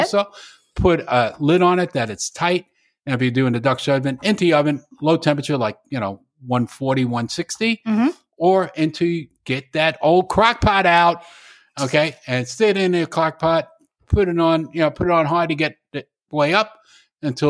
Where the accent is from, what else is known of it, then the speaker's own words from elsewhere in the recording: New York, United States; being a New Yorker